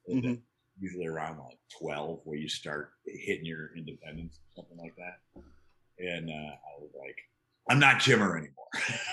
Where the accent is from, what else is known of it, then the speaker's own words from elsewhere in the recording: Chicago, Illinois, United States; moved away as an adult; also born or lived in New York / Iowa / Los Angeles; now in Oklahoma City, United States; I grew up in the Chicagoland area.